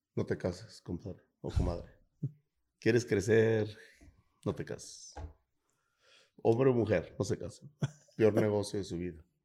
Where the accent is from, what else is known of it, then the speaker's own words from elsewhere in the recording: Guadalajara, Jalisco, Mexico; moved away; Soy de Guadalajara